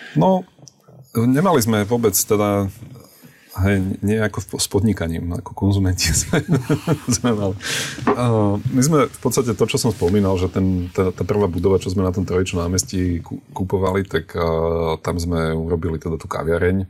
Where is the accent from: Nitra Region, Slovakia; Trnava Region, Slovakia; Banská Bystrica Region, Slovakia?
Trnava Region, Slovakia; Trnava; now in Bratislava, Slovakia; ja som z Trnavy, ale žijeme v Bratislave